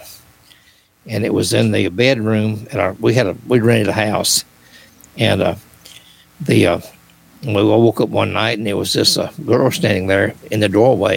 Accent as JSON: {"language": "English", "town": "Springfield", "region": "Tennessee", "country": "United States", "tie": "born or raised there", "said": "I was born and raised in Springfield, Robertson County, Tennessee"}